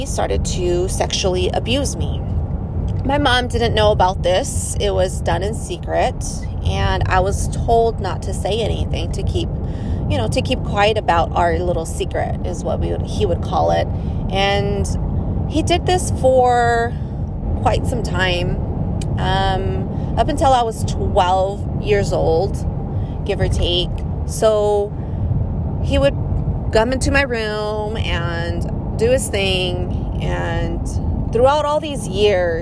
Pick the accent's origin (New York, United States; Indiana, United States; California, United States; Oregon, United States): California, United States; also born or lived in Georgia / Florida / Kuwait; I was born here in California. That is where I am currently living at.